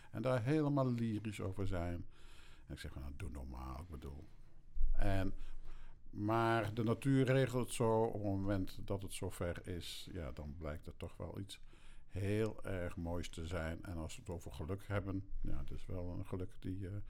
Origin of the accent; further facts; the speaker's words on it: Erika, Drenthe, Netherlands; born there; Ik ben geboren in Erika. Drenthe. Zuidoost-Drenthe.